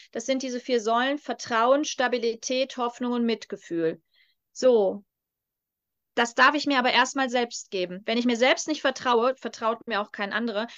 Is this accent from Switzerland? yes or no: no; North Rhine-Westphalia, Germany; moved away; ich zu Hause am Niederrhein